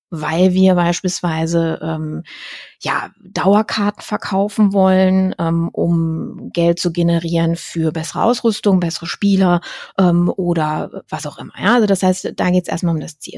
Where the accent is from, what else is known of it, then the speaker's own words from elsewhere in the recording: Düsseldorf, North Rhine-Westphalia, Germany; Ich komme ja aus Düsseldorf